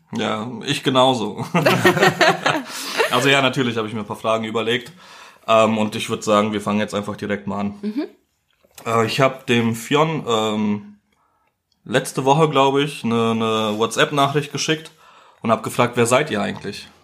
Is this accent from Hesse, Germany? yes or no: yes; Gernsheim, Hesse, Germany; Ich komme aus Gernsheim. Das ist äh, in der Nähe von Darmstadt